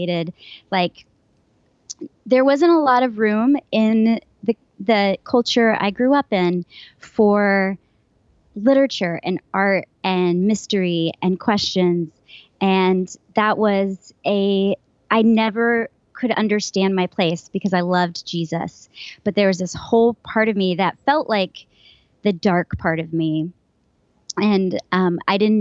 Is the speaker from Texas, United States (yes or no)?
yes; West Texas, United States; moved away; also born or lived in Philadelphia; I grew up Southern Baptist in West Texas